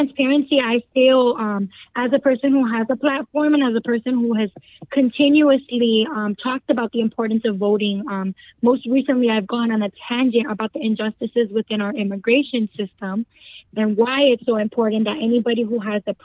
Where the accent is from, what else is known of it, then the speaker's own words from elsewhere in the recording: Chicago, Illinois, United States; I'm from Chicago, born and raised. I was raised in the Humboldt Park area. I'm now residing on the north side